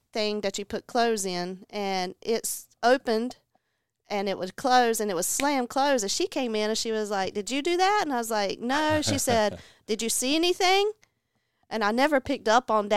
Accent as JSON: {"language": "English", "town": "Kinston", "region": "North Carolina", "country": "United States", "tie": "born or raised there", "said": "I'm from Kinston. Born and raised. Been here my whole life"}